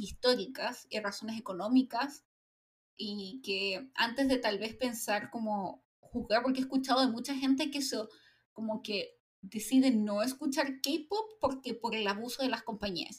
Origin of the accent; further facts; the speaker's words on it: Chile; a mí como chilena